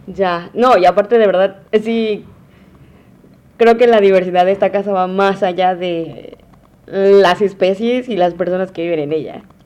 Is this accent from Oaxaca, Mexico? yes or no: yes; Valles Centrales, Oaxaca, Mexico; moved away as an adult; now in Huatulco, Mexico; de valles, totalmente, totalmente de valles centrales, de Oaxaca